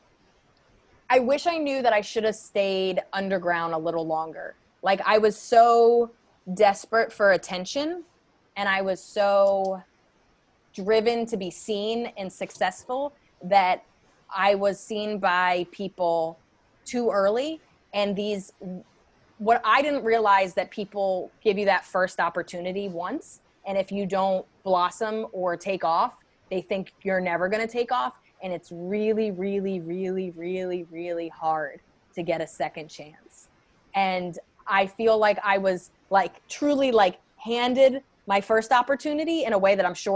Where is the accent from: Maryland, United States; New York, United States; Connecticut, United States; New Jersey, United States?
New York, United States; there's still parts of me that make me American, make me East Coast, make me a New Yorker